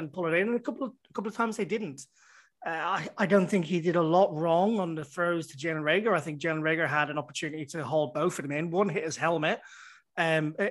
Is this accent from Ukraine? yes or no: no; Ireland; I'm Irish.